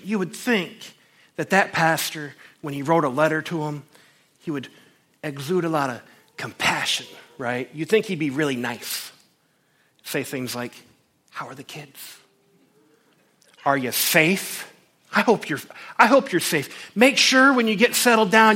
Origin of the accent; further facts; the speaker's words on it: United States; I'm an American, but my first citizenship is to Jesus